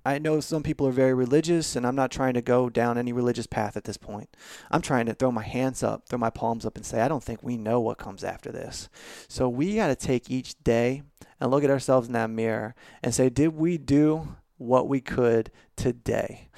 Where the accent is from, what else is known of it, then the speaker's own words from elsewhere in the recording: Baltimore, Maryland, United States; now in Nashville, United States; I'm originally from Baltimore